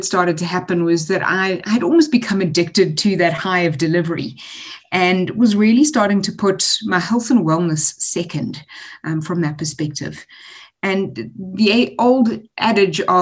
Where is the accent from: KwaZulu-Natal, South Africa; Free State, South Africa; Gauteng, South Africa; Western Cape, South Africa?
KwaZulu-Natal, South Africa; Durban; I'm a Durbanite. I was born and raised in Durban, spent a lot of the time very chilled on the beach